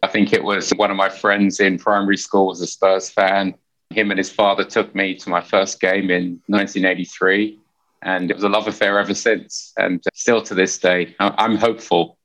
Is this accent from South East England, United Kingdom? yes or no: no; Hertfordshire, East of England, United Kingdom; moved away as an adult; also born or lived in Finsbury Park, London / Essex / Nottingham; now in United States; I was born in Finsbury Park, North London, Indian parents, first generation Indian, two sisters. And then we moved out, like every good family, we moved out to the suburbs in Hertfordshire